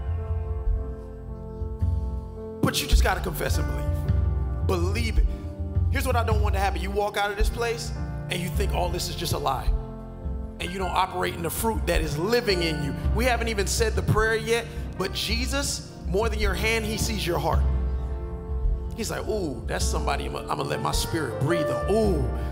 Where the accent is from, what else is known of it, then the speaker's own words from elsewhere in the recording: Miami Gardens, Florida, United States; I'm from Carroll City.